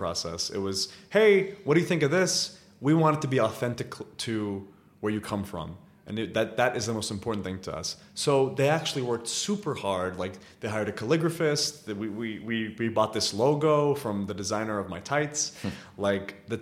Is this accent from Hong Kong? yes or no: no; Riyadh, Riyadh Province, Saudi Arabia; moved away; also born or lived in United States; when I was growing up in Riyadh